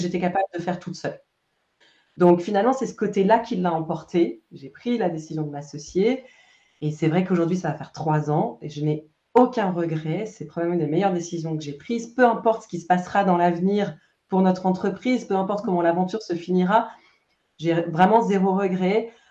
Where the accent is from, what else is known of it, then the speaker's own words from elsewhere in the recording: France; moved away as an adult; also born or lived in Romandy, Switzerland; now in Switzerland; je suis française. je vis en Suisse romande depuis une, bonne dizaine d'années